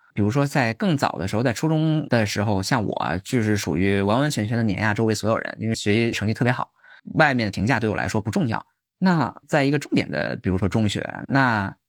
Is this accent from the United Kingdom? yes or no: no; Beijing, China; also born or lived in Taiwan; 就是我是北京郊区人啊